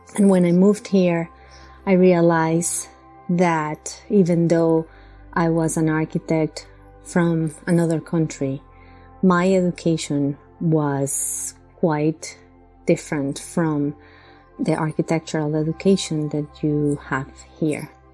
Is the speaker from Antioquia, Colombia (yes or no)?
no; Bogotá, Colombia; moved away as an adult; now in Long Island, United States; I come from Bogota, Colombia